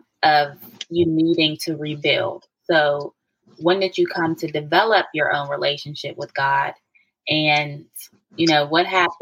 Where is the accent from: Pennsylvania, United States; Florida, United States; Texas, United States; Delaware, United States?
Pennsylvania, United States; Pittsburgh; I'm from Pittsburgh, PA, born and raised.